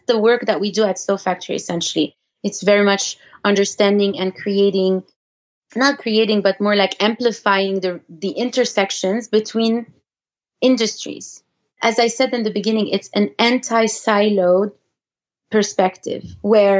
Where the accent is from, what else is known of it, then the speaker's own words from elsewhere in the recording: Canada; first language French; English is a second language; now in United States; we're Canadian